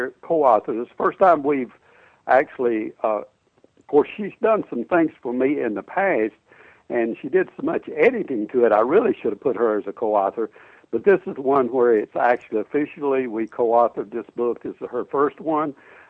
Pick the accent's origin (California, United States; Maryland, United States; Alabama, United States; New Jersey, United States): Alabama, United States; now in Orlando, United States; Actually, I'm from Alabama.